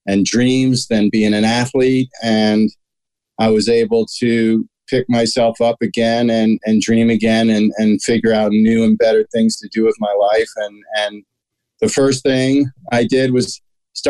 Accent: Washington, District of Columbia, United States; My brother and I, our parents raised us in the Washington, D.C. area.

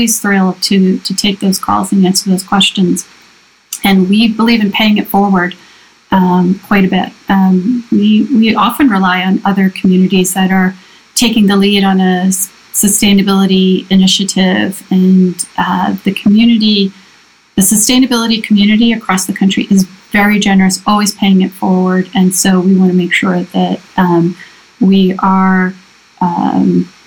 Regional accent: Levittown, Pennsylvania, United States; also born or lived in East Point, Georgia; now in Princeton Junction, United States; I was born in East Point, Georgia, but grew up mostly in Levittown, Pennsylvania.

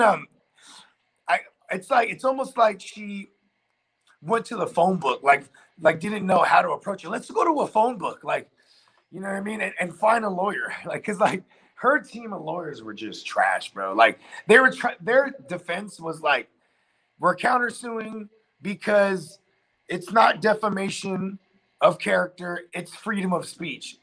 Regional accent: the Bay Area, California, United States; we're from the Bay

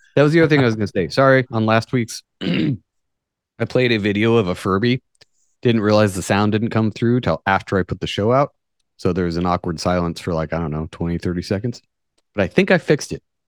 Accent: United States; I'm American

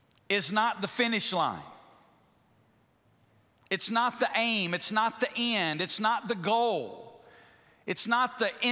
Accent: Alabama, United States; moved away as an adult; also born or lived in Memphis, Tennessee; now in Las Vegas, United States; I'm from Alabama.

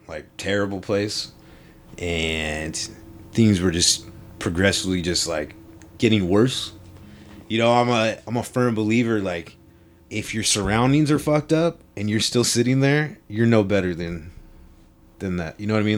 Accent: Long Beach, California, United States; I grew up in Long Beach.

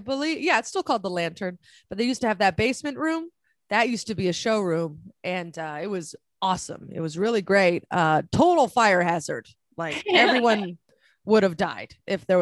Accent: San Francisco, California, United States; moved away as an adult; also born or lived in San Diego / New York City; I'm originally from San Francisco

